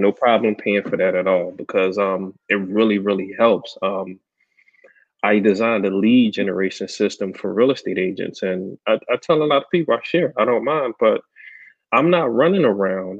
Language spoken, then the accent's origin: English; Philadelphia, Pennsylvania, United States; I grew up in North Philadelphia